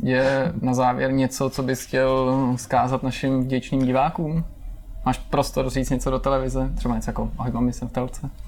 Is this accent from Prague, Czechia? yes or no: yes; Prague, Czechia; já jsem třeba z Prahy